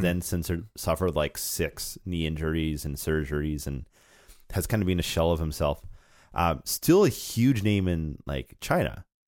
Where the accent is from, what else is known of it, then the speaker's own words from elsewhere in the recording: Canada; as a Canadian